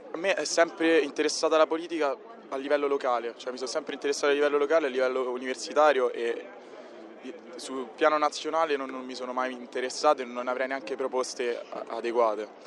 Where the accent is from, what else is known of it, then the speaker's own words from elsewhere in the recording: Rome, Lazio, Italy; Da Roma.